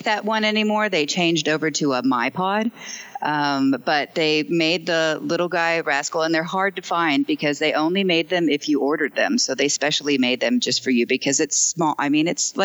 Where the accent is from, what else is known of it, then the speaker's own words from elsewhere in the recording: Seward, Nebraska, United States; moved away; I'm originally from Seward, Nebraska, but I live on the road full time